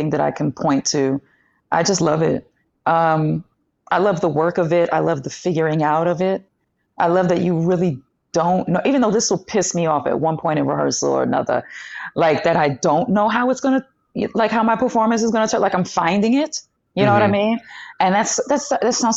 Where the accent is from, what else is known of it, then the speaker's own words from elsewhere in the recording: New York City, New York, United States; also born or lived in Long Island; Well, I'm from East New York, Brooklyn. Born in Coney Island, actually.